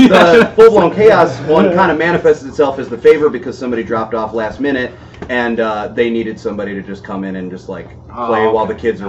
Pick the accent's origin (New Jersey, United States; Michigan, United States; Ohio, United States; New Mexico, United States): Michigan, United States; Inkster; also born or lived in Westland, Michigan / Livonia, Michigan; I grew up in Inkster and then moved to Westland and went to Livonia Schools.